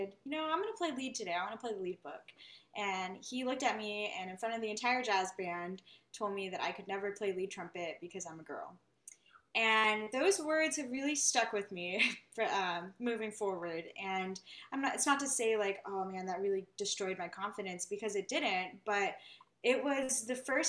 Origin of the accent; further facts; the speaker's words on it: Kerrville, Texas, United States; also born or lived in California / New Haven, Connecticut; now in Austin, United States; my hometown, Kerrville